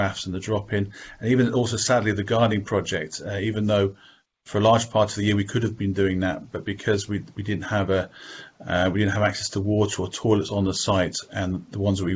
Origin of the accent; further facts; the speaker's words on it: Birmingham, West Midlands, United Kingdom; I'm from Birmingham. I've lived here all my life